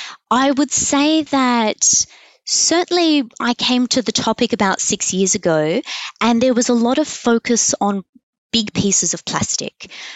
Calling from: Sydney, New South Wales, Australia; I am calling from Sydney. I am sitting at the University of Technology Sydney Ultimo campus, and that's where I am calling from.

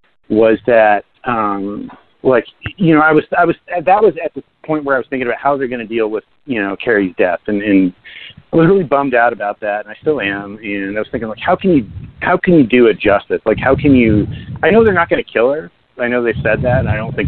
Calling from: New Jersey, United States; Hey, it's … calling from the sunny state of New Jersey.

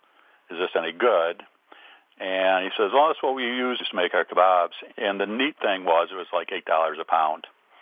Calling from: Traverse City, Michigan, United States; Traverse City, Michigan.

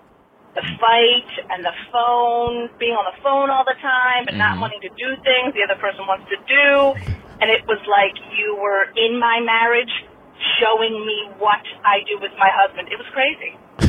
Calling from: Pennsylvania, United States; I'm calling from Pennsylvania

